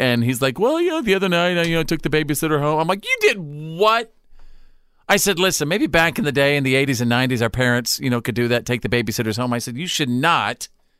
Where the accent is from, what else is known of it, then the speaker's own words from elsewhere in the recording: North Texas, United States; Where I grew up in North Texas